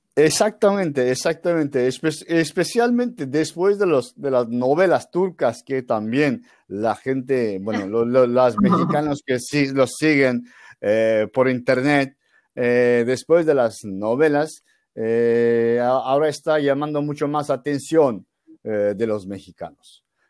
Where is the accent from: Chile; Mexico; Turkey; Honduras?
Turkey; Spanish is a second language; yo soy un turco